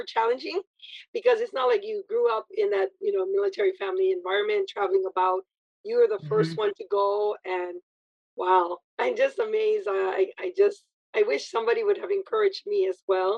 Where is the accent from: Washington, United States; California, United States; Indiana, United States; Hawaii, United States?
Hawaii, United States; Waipahu; also born or lived in Māili; I was born in Maile, and then we relocated to Waipahu